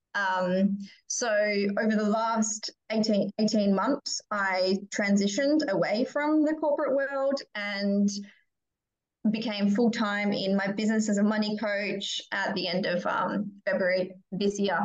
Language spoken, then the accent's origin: English; Perth, Western Australia, Australia; I grew up here in Perth